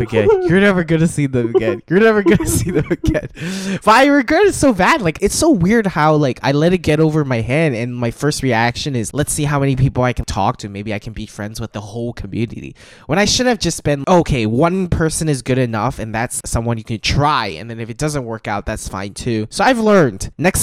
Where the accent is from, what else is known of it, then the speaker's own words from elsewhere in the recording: Hong Kong; I'm from Hong Kong